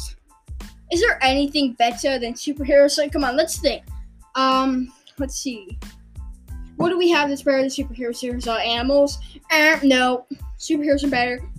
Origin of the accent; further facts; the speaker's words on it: England, United Kingdom; also born or lived in London; We were both born in England and we live in England